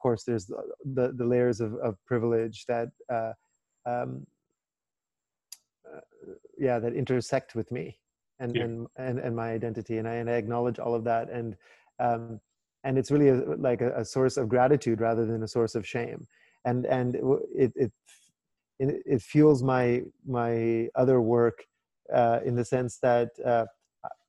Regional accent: Vancouver, British Columbia, Canada; moved away as an adult; also born or lived in London / New York / Cape Town; I grew up very urban, right? And I grew up in Vancouver

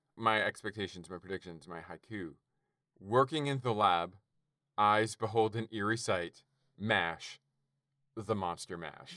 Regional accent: Canada; I'm Canadian

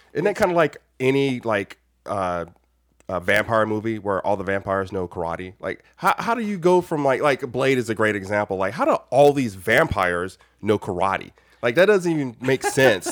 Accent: United States; as an American

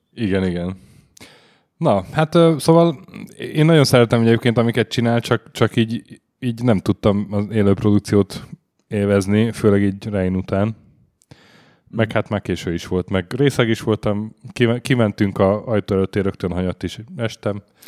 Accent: Hungary; magyarok vagyunk

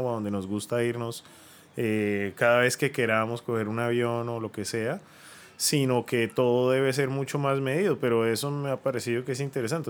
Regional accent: Bucaramanga, Santander, Colombia; moved away as an adult; yo me fui de Bucaramanga cuando tenía 18 años y volví a los 35, 36 más o menos

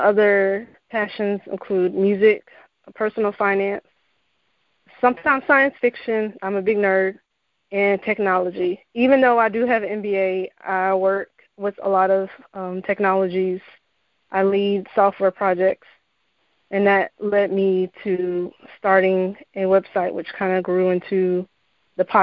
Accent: Central Florida, United States; also born or lived in Arizona; I was born and raised in Central Florida

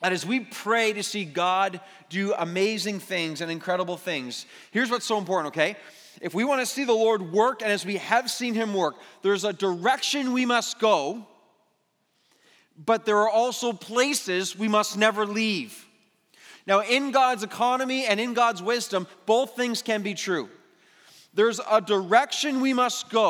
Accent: Mississauga, Ontario, Canada; I was born and raised in Mississauga

